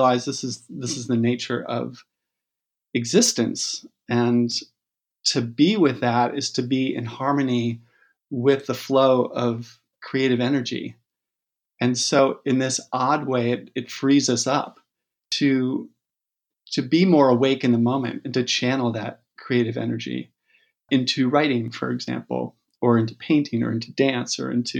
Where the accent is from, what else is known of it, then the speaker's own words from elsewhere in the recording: South Salem, New York, United States; now in West Marin County, United States; I grew up in Westchester.